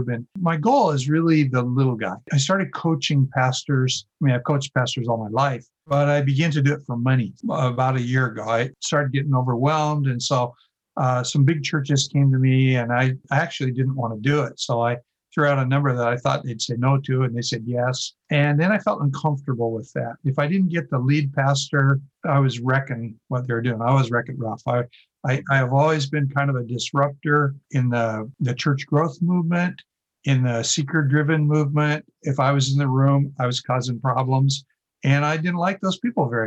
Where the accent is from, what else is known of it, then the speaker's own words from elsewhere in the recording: Oregon, United States; growing up in Oregon